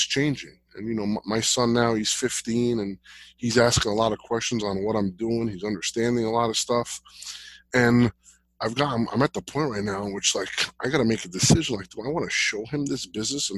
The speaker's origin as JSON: {"language": "English", "town": "Jersey City", "region": "New Jersey", "country": "United States", "tie": "born or raised there", "said": "I grew up in Jersey City"}